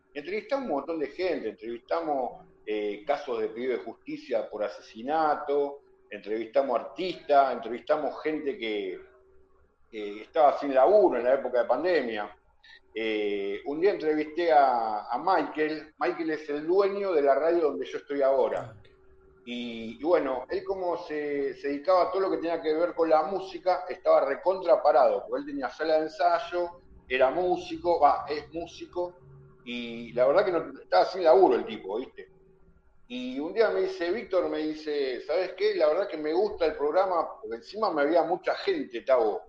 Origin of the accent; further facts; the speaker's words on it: Argentina; acá en mi país, en Argentina